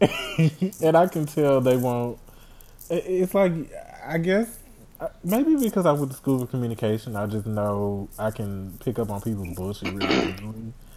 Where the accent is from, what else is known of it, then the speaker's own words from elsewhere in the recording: Houston, Texas, United States; I'm from Houston